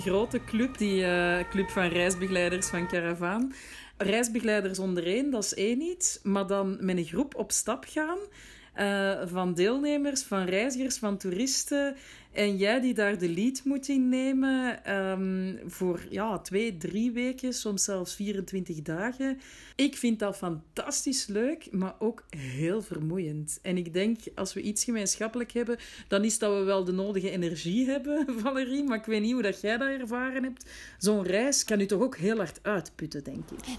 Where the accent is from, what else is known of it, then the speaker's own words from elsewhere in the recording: Antwerp, Flanders, Belgium; moved away as an adult; also born or lived in Brussels; now in Marrakesh, Morocco; ook al ben ik geboren en getogen Antwerpenaar, ik voel me een Brusselaar